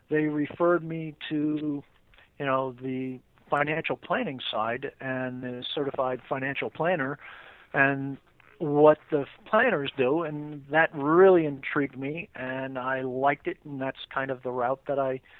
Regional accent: New York City, New York, United States; I grew up in Queens. Uh, I've lived around New York uh, most of my life.

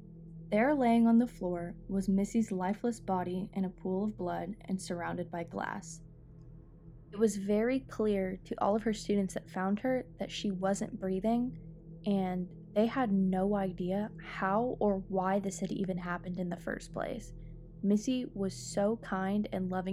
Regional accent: Midlothian, Texas, United States; my hometown in Midlothian, Texas

